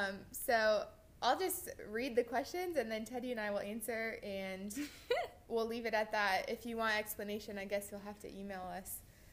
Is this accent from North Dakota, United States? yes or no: no; Iowa, United States; moved away; And The Music Man Museum is in Iowa. It's 40 minutes from my hometown.